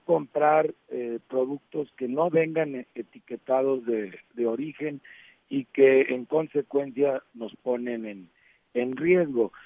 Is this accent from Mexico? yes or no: yes; Mexico; como mexicanos